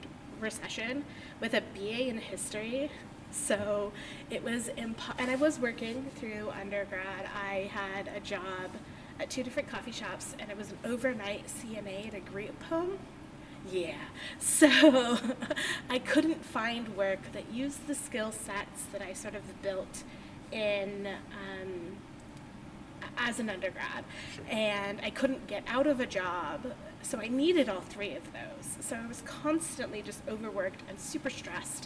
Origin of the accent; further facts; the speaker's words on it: United States; moved away as an adult; also born or lived in Alaska / Washington / Ohio; I grew up in Washington and Alaska, both on islands, actually. I did not move to any sort of mainland until I was 20